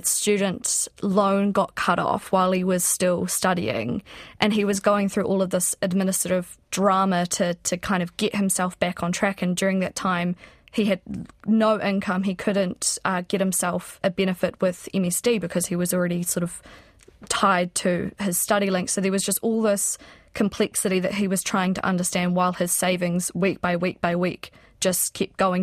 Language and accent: English; South Island, New Zealand; I'm from the South Island